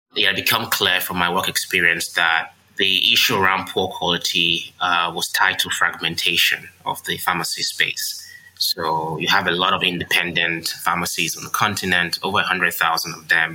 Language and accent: English; Nigeria; while I was growing up in Nigeria.